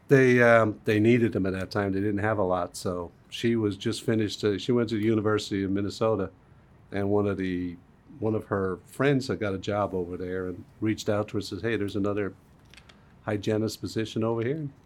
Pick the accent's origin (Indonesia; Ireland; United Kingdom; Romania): Ireland; Dublin, Leinster; moved away; Even in Dublin, where I grew off, there was, there was car bombs